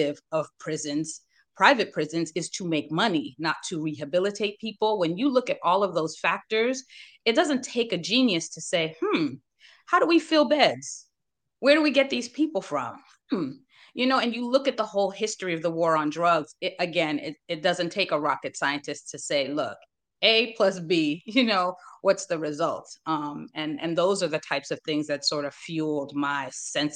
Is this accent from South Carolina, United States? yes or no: no; Northern New Jersey, United States; now in North Carolina, United States; I'm a Jersey girl, right? I'm from Northern Jersey